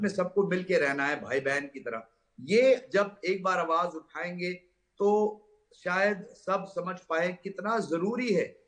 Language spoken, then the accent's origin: Hindi; North India, India; मैं नॉर्थ से हूँ नॉर्थ इंडिया से हूँ